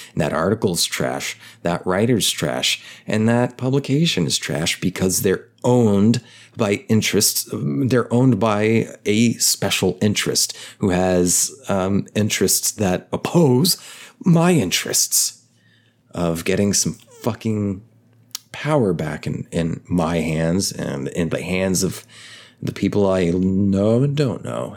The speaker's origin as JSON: {"language": "English", "country": "United States", "tie": "born or raised there", "said": "growing up in the United States of America"}